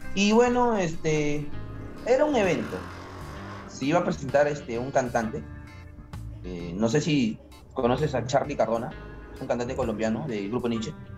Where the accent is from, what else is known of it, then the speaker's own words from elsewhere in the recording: Peru; moved away; tú como peruano